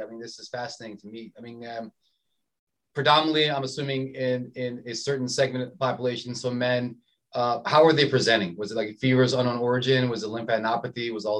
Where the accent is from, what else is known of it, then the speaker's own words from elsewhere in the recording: Maryland, United States; I grew up in Maryland